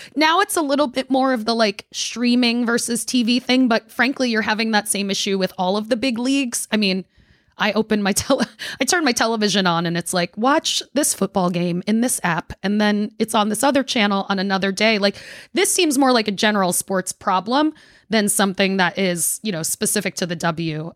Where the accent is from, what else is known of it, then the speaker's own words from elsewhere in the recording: New York, United States; now in Washington, D.C., United States; So I grew up in New York and I was a Liberty fan